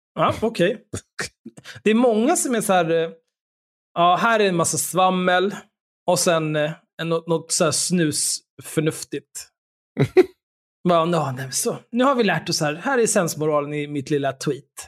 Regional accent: Stockholm, Stockholm County, Sweden; Jag är uppvuxen på Söder, där Eriksdalsbadet ligger

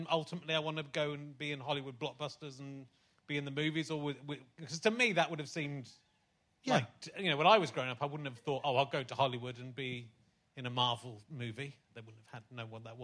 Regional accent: West Country, South West England, United Kingdom; I'm from the West Country

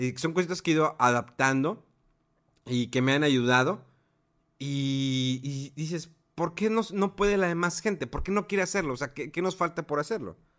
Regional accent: Mexico; yo como mexicano

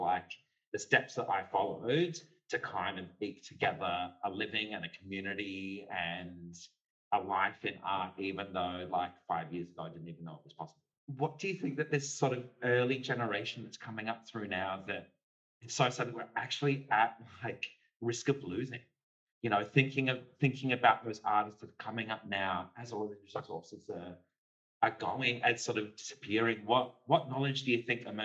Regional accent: Kalgoorlie, Western Australia, Australia; growing up in Kalgoorlie

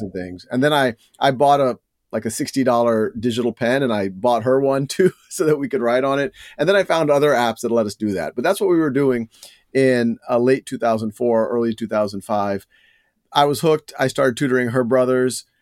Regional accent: New Orleans, Louisiana, United States; moved away; also born or lived in Boston; I was born and raised in New Orleans

